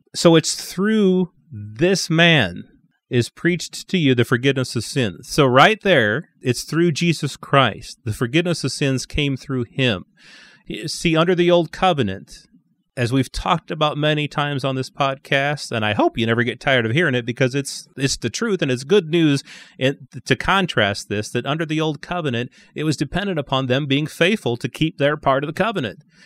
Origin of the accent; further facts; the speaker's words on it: St. Louis, Missouri, United States; I was born in Saint Louis and have always been a Cardinals fan.